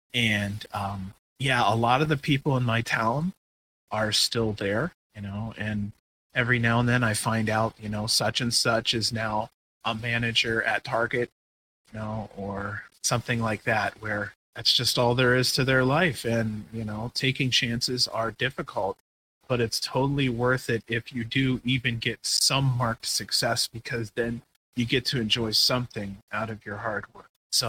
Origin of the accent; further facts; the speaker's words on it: Ohio, United States; moved away as an adult; I was raised in Ohio in a very small town.